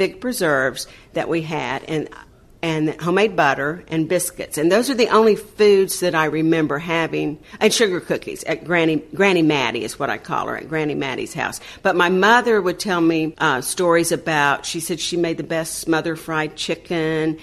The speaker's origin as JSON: {"language": "English", "town": "Panama City", "region": "Florida", "country": "United States", "tie": "born or raised there", "also_born_or_lived": "Tampa, Florida", "said": "I grew up in Panama City, went to school at Florida State, went back and taught school in Panama City"}